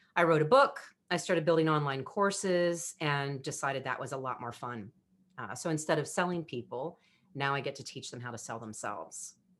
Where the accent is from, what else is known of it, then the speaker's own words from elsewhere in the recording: United States; I was the girlfriend from America